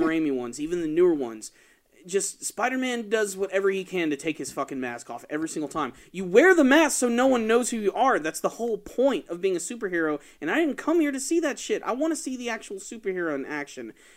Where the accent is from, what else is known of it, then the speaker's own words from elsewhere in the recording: Atlanta, Georgia, United States; I'm from Atlanta